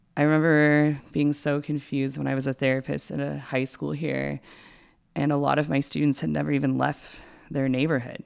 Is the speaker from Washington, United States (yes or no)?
yes; Spokane, Washington, United States; I grew up in the Catholic community of Spokane, K through eight